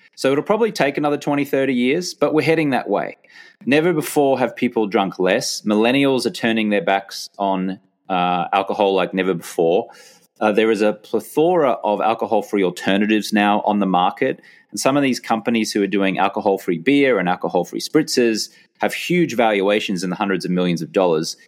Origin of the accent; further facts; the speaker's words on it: Brisbane, Queensland, Australia; moved away as an adult; back in my hometown of Brisbane, Australia from my late teens, uh, right up until when I left Australia in my early thirties.